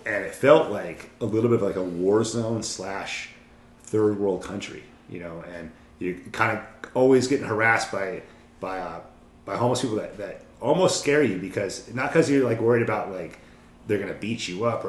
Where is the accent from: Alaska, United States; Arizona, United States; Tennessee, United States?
Alaska, United States; I'm from Alaska. My aunts, uncles, everyone's here